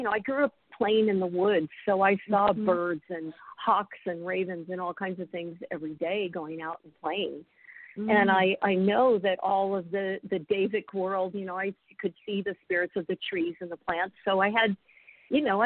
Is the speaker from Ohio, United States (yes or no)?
no; Oregon, United States; moved away as an adult; also born or lived in Hopi Reservation, Arizona; I grew up in Oregon